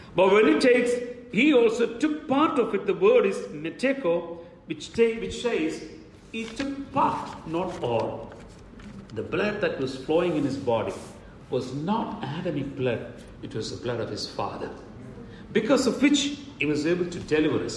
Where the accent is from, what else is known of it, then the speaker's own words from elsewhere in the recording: India; as an Indian